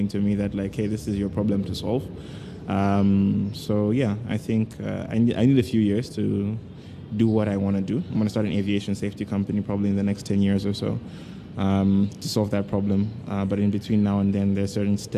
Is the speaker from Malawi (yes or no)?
yes; Malawi; moved away as an adult; also born or lived in Kenya; I was born in Malawi